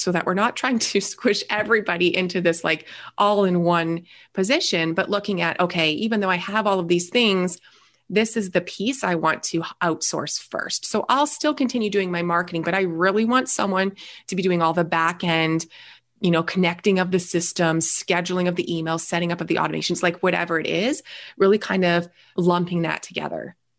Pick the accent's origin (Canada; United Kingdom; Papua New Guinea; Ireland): Canada; also born or lived in Niagara Falls, Ontario; I am a Canadian. I live in Niagara Falls, so just north of the New York border here.